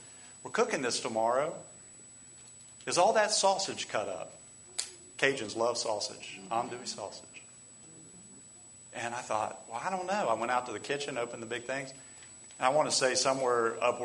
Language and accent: English; England, United Kingdom; moved away; I'm from England.